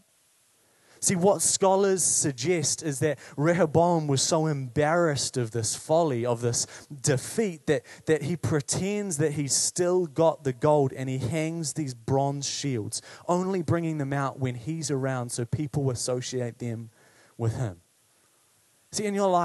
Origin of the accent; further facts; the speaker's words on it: Paraparaumu, Wellington, New Zealand; I grew up in Parapara'umu